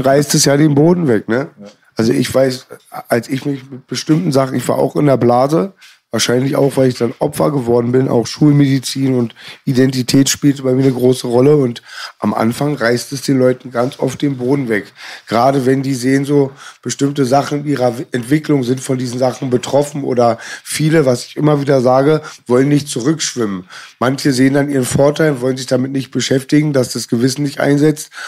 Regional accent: Berlin, Germany; bei uns in Berlin

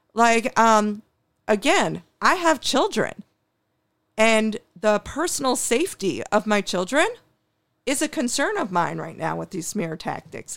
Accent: New York City, New York, United States; now in Buffalo, United States; I was born in New York City

